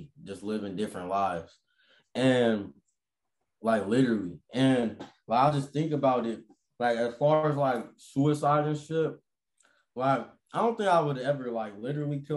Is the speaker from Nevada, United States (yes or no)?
yes; Las Vegas, Nevada, United States; I grew up in Vegas